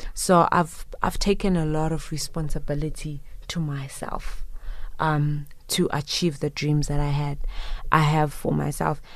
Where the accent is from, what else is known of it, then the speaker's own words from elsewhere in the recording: Zimbabwe; moved away; I am originally from Zimbabwe, but I proudly pay tax in this country